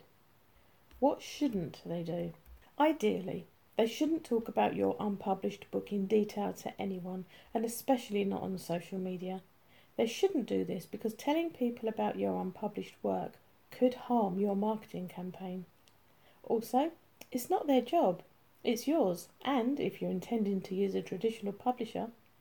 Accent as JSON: {"language": "English", "country": "United Kingdom", "said": "as a Brit"}